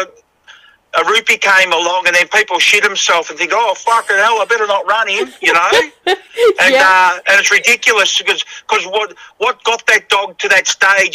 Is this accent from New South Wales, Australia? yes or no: no; Melbourne, Victoria, Australia; Joe Hilly, all these blokes are what I grew up with in Melbourne